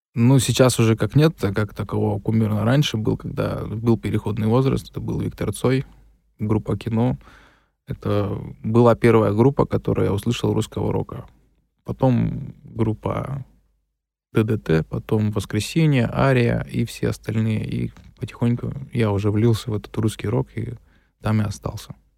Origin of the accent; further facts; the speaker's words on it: Tyumen, Tyumen Oblast, Russia; Родился в городе Тюмени. Всю жизнь здесь прожил, в городе Тюмени